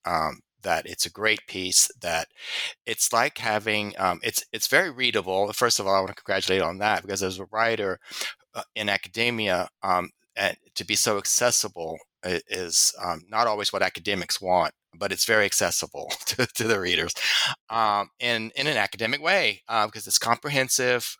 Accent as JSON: {"language": "English", "region": "Louisiana", "country": "United States", "said": "I'm from Louisiana."}